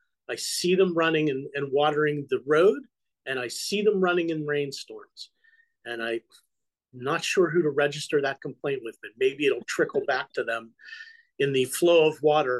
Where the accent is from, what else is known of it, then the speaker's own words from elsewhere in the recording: Western Pennsylvania, United States; moved away; I'm from Western Pennsylvania.